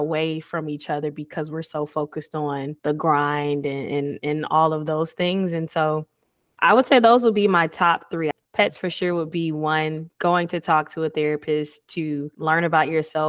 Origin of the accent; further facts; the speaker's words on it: Atlanta, Georgia, United States; now in Houston, United States; Like I'm not from Houston. Right. I'm from Atlanta, you know?